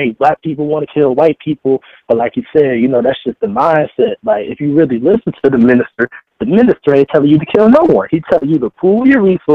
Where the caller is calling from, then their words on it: Detroit, Michigan, United States; I was calling from Detroit